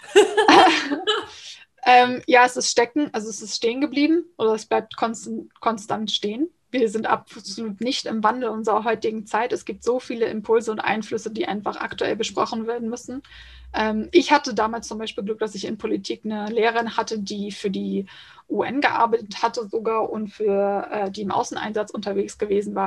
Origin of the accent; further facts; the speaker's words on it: small town in Lower Saxony near Hamburg, Germany; Ich bin genauso am Grenzposten zwischen Niedersachsen und Hamburg und ähm, ziehe mich aber immer eher zu Hamburg, weil wenn ich dann anfange erkläre, wo genau aus Niedersachsen ich komme